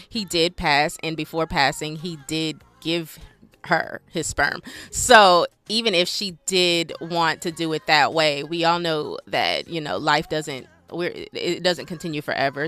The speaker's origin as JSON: {"language": "English", "country": "Nigeria", "said": "I'm Nigerian, so we do a few weddings"}